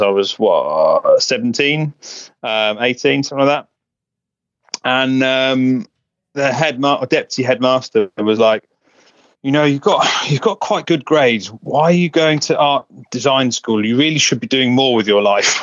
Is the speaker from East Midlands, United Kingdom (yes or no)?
no; Buckinghamshire, South East England, United Kingdom; I grew up in um, in Buckinghamshire, which is kind of northwest of London, just a little a little village.